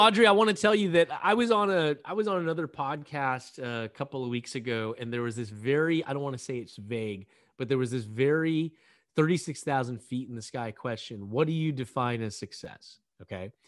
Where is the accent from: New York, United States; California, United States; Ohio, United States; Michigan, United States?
California, United States; I came back to California to practice law